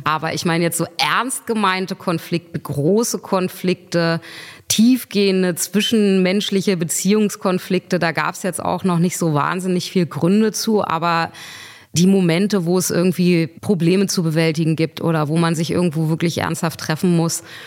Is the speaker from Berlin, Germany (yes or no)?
yes; Berlin, Germany; ich bin Berlinerin